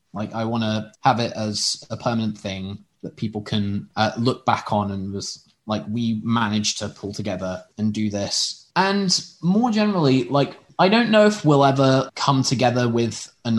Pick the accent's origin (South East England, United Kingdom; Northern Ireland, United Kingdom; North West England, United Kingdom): South East England, United Kingdom; Oxford; I'm from Oxford, which also has six a cappella groups